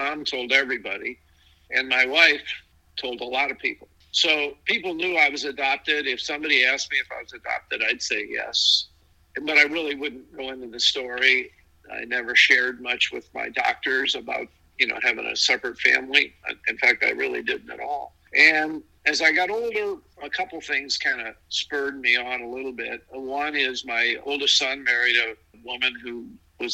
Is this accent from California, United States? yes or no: no; St. Louis, Missouri, United States; also born or lived in Kansas City, Missouri / Arkansas; I grew up in St. Louis